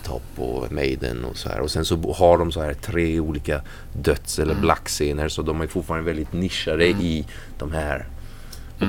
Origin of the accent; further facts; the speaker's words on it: France; moved away as an adult; also born or lived in Nyköping, Sweden / Värmland, Sweden; now in Sweden; Jag är född i, i Frankrike och uppvuxen där